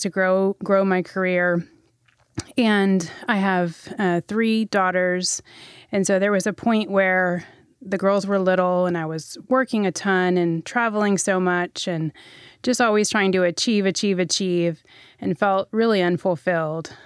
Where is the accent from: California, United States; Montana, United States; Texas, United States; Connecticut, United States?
Texas, United States; also born or lived in Middle East; I grew up in Texas primarily